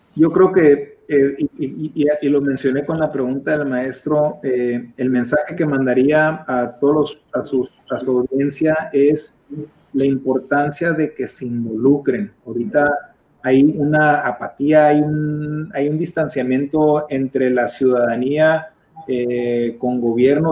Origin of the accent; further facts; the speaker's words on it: Mexicali, Baja California, Mexico; es frustrante como mexicalense y como mexicano